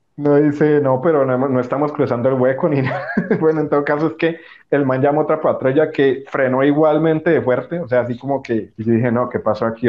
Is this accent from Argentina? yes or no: no; Colombia